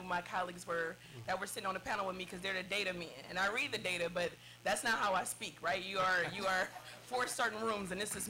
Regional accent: East Cleveland, Ohio, United States; I come from East Cleveland, born, bred, and raised.

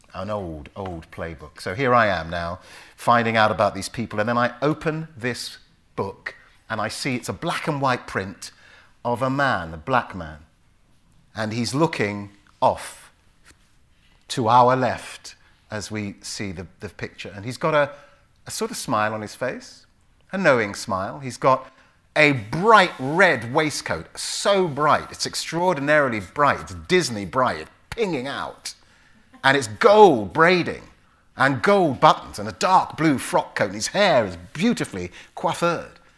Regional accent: London, United Kingdom; also born or lived in Willesden Green, London; Park Royal, I would say. It sounds posh but it's basically where the biscuit factory is in, in northwest London

